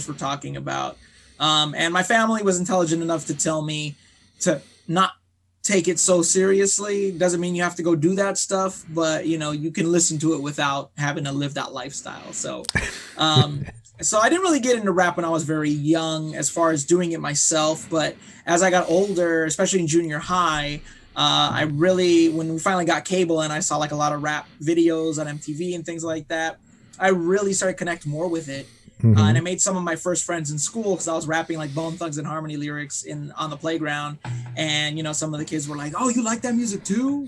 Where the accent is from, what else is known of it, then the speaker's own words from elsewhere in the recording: Long Beach, California, United States; I was born in Long Beach, California